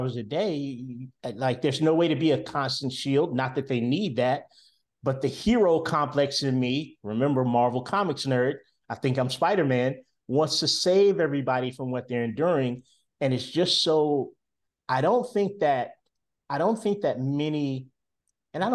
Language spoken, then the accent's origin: English; Winston-Salem, North Carolina, United States; moved away as an adult; now in Charlotte, United States; I'm in Charlotte, North Carolina. My home is Winston-Salem, North Carolina